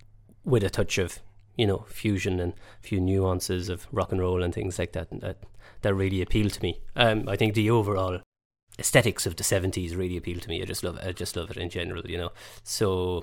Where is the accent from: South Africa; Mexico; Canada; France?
France; I grew up in France